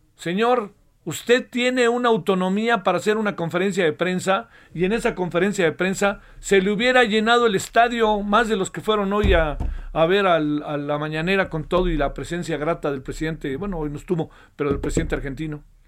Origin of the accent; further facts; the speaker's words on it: Mexico; Yo como mexicano tengo un signo de identidad